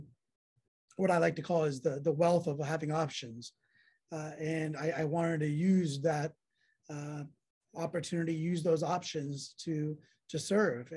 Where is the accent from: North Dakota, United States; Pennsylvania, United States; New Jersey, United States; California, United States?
California, United States; San Jose; I grew up in South San Jose and went to public school there, Oak Grove High School